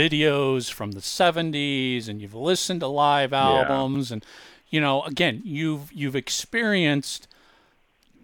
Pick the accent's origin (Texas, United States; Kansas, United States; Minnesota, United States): Minnesota, United States; I was born and raised in Minnesota